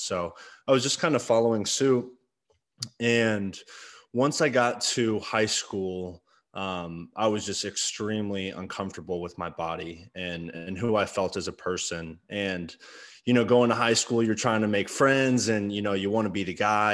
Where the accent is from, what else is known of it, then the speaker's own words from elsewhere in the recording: Arlington, United States; growing up in Arlington